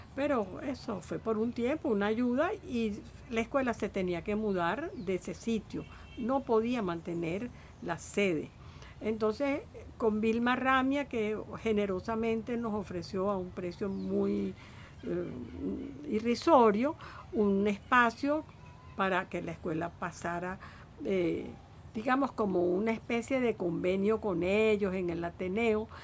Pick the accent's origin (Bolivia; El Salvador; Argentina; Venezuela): Venezuela